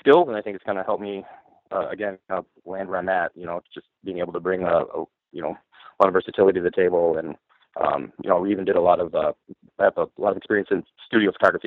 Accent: Coldwater, Michigan, United States; also born or lived in Grand Rapids, Michigan; Born and raised in Michigan, originally from Coldwater, Michigan

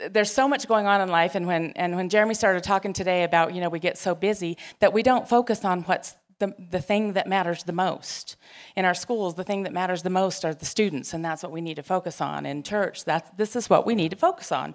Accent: Gallup, New Mexico, United States; I grew up in Gallup, and there were lots of Catholics

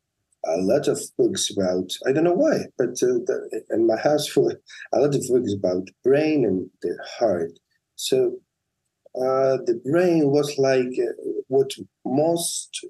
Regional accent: La Palma, Canary Islands, Spain; also born or lived in Tenerife; When I was 17, I moved from La Palma to Tenerife to study medicine

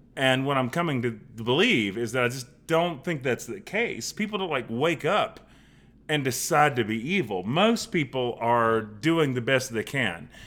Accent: Charlotte, North Carolina, United States; growing up in West Charlotte

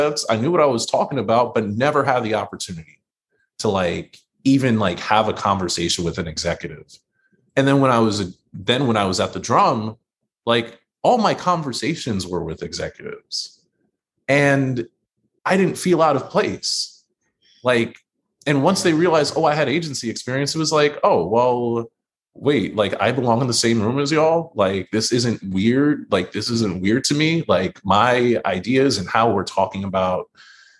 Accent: New York City, New York, United States; as a native New Yorker in my own city

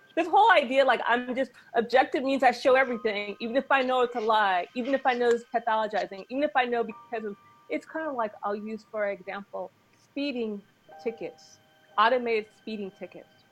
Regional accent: Los Angeles, California, United States; also born or lived in England; I grew up in Hollywood. I was raised in England, but I grew up in, in Hollywood.

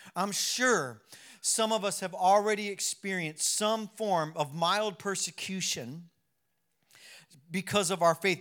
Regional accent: United States; I'm American

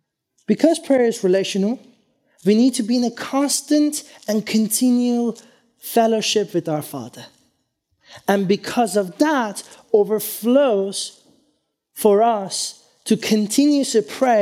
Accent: Iran; born there; Many years ago, this is before I was born in Iran, I was told this story

